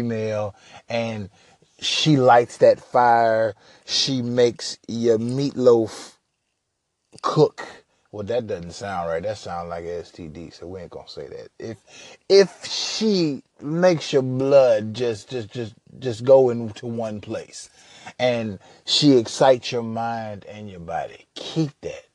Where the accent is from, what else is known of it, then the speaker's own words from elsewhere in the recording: Huntsville, Alabama, United States; also born or lived in Minneapolis, Minnesota; now in Houston, United States; I'm originally from Minneapolis, Minnesota, raised in Huntsville, Alabama, so I've been a few different places in the South, but now I reside in Houston, Texas